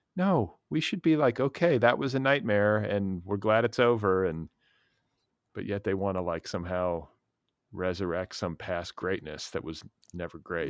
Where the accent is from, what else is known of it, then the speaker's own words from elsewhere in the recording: Wisconsin and Indiana, Midwest, United States; I grew up in Wisconsin and Indiana